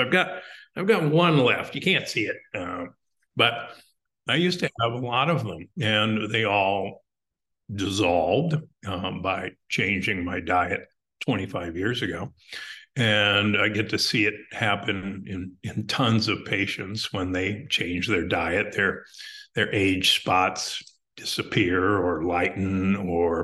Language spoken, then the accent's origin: English; Omaha, Nebraska, United States; I grew up in Omaha, Nebraska